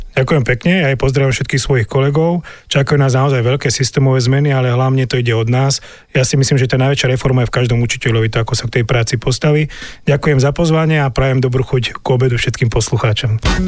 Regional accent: Orava, Žilina Region, Slovakia; u nás na Orave

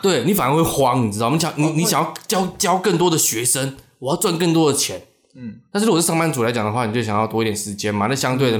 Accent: Changhua, Changhua County, Taiwan; moved away as an adult; 我老家在彰化

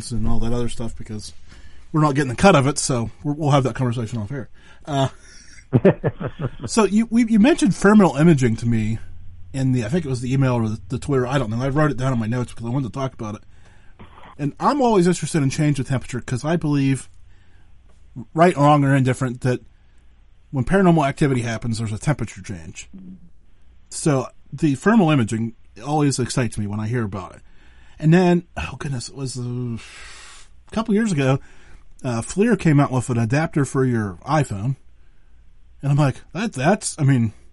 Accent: Western Pennsylvania, United States; I'm from Western Pennsylvania, so I get to Pittsburgh often

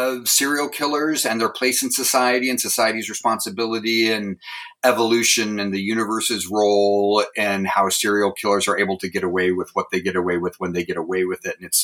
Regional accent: Lewiston, Idaho, United States; also born or lived in Clarkston, Washington / Pacific Northwest; I grew up in the Lewis Clark Valley

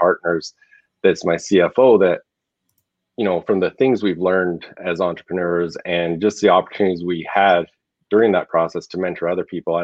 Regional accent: Southern Alberta, Canada; moved away as an adult; now in Arizona, United States; I grew up in Southern Alberta, lived there till 2016. And then because of what we were trying to do with some of the things with Kodiak Mountain Stone, I actually moved to Arizona at that time

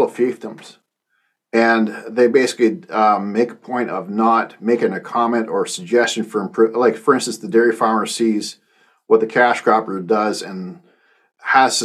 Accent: Canada; moved away as an adult; also born or lived in United States; I was the guy from Canada that they flew in, and that's how I got down here in the U.S.

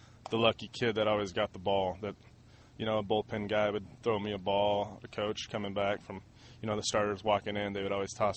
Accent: Redlands, California, United States; growing up in Redlands my whole life

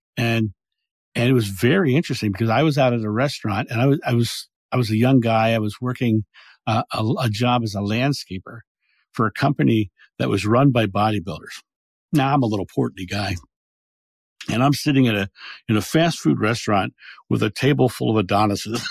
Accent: Rehoboth Beach, Delaware, United States; I grew up in Rehoboth Beach, Delaware

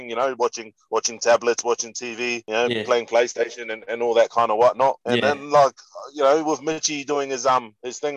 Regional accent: Auckland, New Zealand; moved away; also born or lived in Mangere / Papakura; I grew up in South Auckland

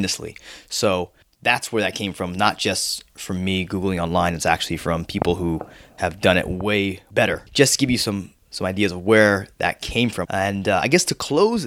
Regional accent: Florida, United States; also born or lived in New York; I grew up in Florida, but I was born in New York

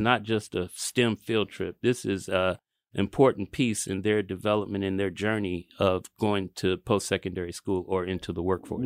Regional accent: Kansas City, United States; we're all here from Kansas City, Kansas, and Kansas City, Missouri

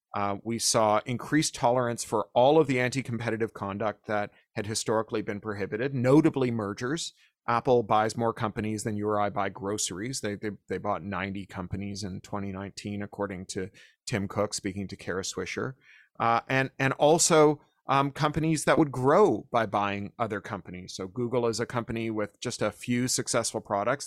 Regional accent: Toronto, Ontario, Canada; when we were teenagers growing up in Toronto

